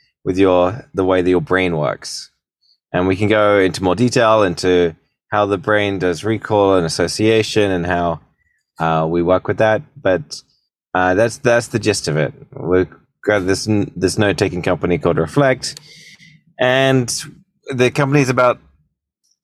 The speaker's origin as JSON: {"language": "English", "country": "United Kingdom", "also_born_or_lived": "San Francisco, United States", "moved": "as an adult", "lives_now": "United States", "said": "So I'm a British entrepreneur. I've been making companies ever since I was a teenager. About 13 years ago, I moved to the States"}